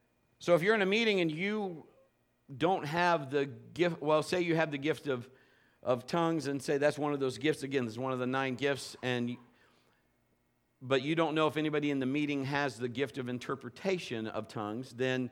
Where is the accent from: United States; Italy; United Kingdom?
United Kingdom; England; but it's in English, because obviously I'm English.